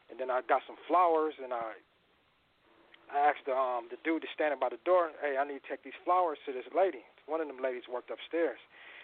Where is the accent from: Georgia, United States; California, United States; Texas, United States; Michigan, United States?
California, United States; Riverside; Yeah, I grew up with Rodney on Riverside, Riverside, California.